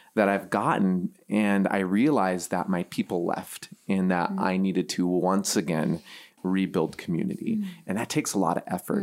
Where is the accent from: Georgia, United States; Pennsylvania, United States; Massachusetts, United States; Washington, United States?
Washington, United States; Seattle; moved away as an adult; also born or lived in Pasadena, California / Silicon Valley, California; now in Midwest, United States; I grew up on the West Coast and um, Seattle